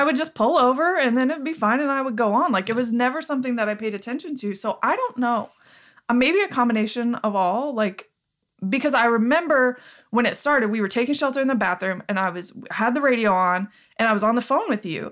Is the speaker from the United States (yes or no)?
yes; Joplin, Missouri, United States; as our identity as people from Joplin